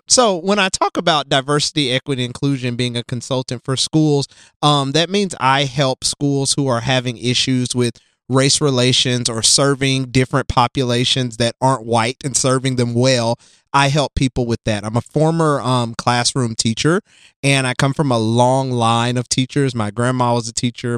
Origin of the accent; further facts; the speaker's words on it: Jackson, Tennessee, United States; also born or lived in Nashville, Tennessee; I grew up in Tennessee, West Tennessee, Jackson, and I came to, uh, Nashville for college